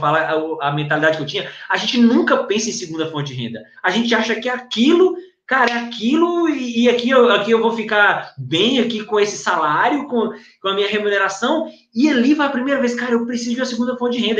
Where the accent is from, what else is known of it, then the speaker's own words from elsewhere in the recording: São Romão, Minas Gerais, Brazil; now in São José dos Campos, Brazil; sou do interior de Minas, norte de Minas, cidadezinha pequena chamada São Romão